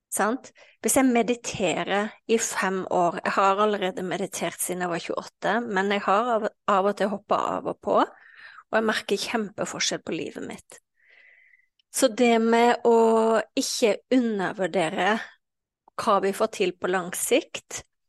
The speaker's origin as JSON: {"language": "Norwegian", "region": "Western Norway", "country": "Norway", "tie": "born or raised there", "said": "jeg vokste jo opp eh, eh, på Vestlandet"}